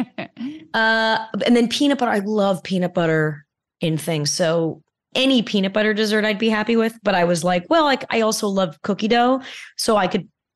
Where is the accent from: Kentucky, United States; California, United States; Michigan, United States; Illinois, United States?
California, United States; I grew up in California